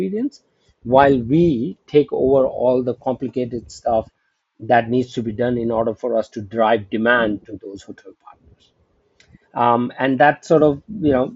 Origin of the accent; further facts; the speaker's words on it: India; also born or lived in United States; now in Singapore; I'm originally from India, and I got an opportunity to come back to India